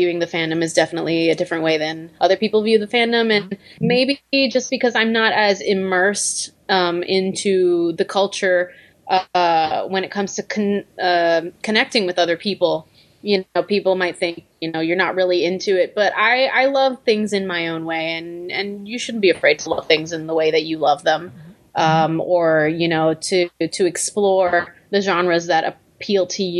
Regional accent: Puerto Rico; now in United States; I was raised in Puerto Rico

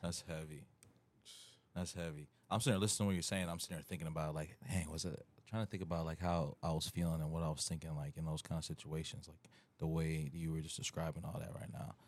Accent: Wooster, Ohio, United States; born or raised there; moved away; also born or lived in Lima, Ohio / Akron, Ohio

